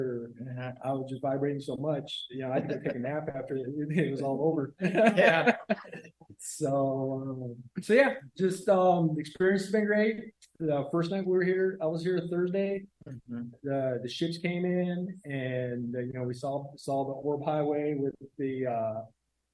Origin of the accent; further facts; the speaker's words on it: Phoenix, Arizona, United States; I'm from Phoenix, Arizona.